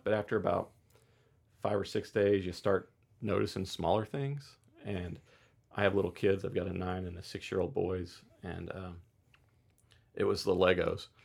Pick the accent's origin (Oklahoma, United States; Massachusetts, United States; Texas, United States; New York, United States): Oklahoma, United States; growing up in Oklahoma